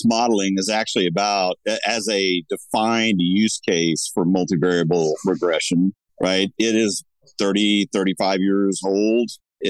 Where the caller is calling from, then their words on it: Laguna Niguel, California, United States; I'm joining you from Laguna Niguel, California, where there's still a marine layer.